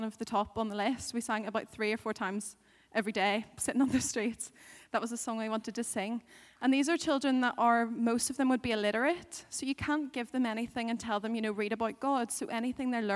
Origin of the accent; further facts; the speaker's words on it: Northern Ireland, United Kingdom; I'm a girl from Northern Ireland